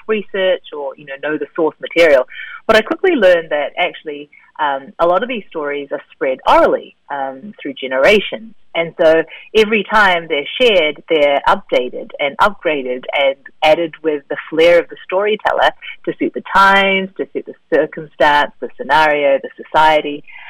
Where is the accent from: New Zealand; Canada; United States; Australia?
New Zealand; also born or lived in South Korea; having grown up in New Zealand as a Korean kid. I was born in Korea and moved to New Zealand when I was three